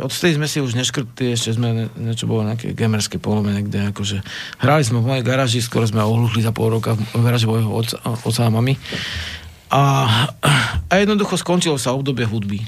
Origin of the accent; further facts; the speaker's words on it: Slovakia; som zo Spiša